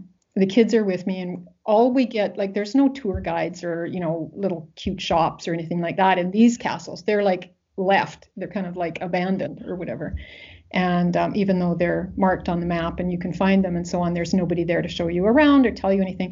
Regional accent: Western Canada, Canada; I'm from Western Canada

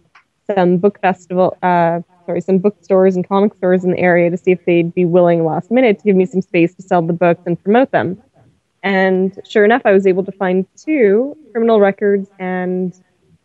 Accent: Winnipeg, Manitoba, Canada; Winnipeg, where I'm from

